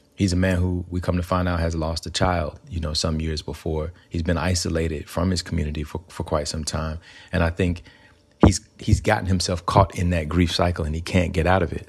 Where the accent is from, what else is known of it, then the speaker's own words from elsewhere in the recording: Alabama, United States; moved away; growing up in Alabama, um, I grew up in a place where we didn't really have a lot of access to arts